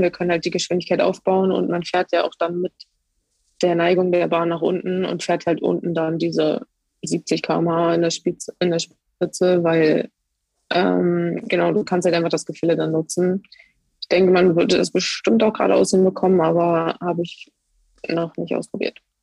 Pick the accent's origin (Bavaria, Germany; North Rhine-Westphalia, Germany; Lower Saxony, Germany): Lower Saxony, Germany; Hildesheim; now in Cottbus, Germany; ursprünglich komme ich aus Hildesheim bei Hannover.